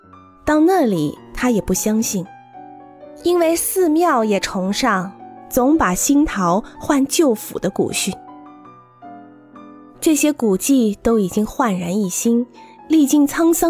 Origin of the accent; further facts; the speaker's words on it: Kunming, Yunnan, China; 我自然会想起我的故乡昆明。在中国，这个城市可以说是最受法国文化影响的城市。